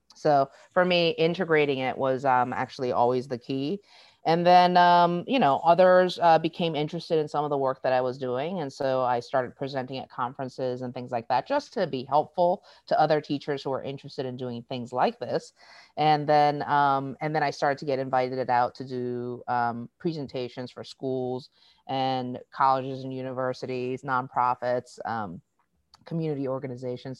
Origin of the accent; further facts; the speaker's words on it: Boston, Massachusetts, United States; also born or lived in South Korea; now in Seattle, United States; I was raised in Boston